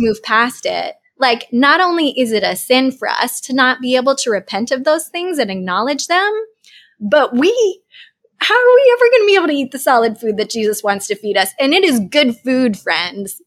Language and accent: English; Boston, Massachusetts, United States; I am a Bostonian